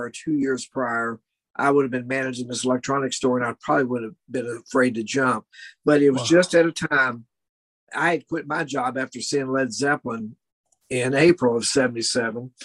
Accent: Metcalfe County, Kentucky, United States; also born or lived in Louisville, Kentucky; I moved back to Metcalf County from Louisville

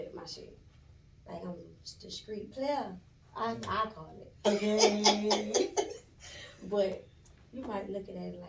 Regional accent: Savannah, Georgia, United States; also born or lived in Augusta, Georgia; now in Atlanta, United States; Born and raised in Savannah, Georgia.

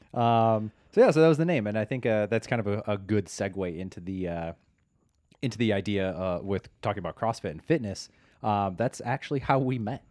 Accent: Chicago, Illinois, United States; now in Los Angeles, United States; I am from Chicago and, uh, transplant to the wonderful Los Angeles, greater Los Angeles area.

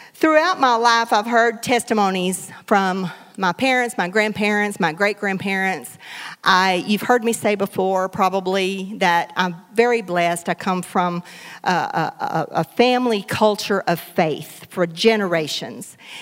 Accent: Hartburg, Texas, United States; now in Beaumont, United States; I grew up in Hartburg

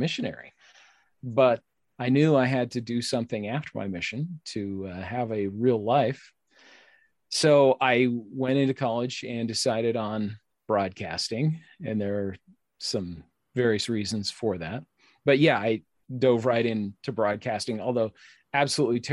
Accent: United States; I've just always had this intense pride of being American

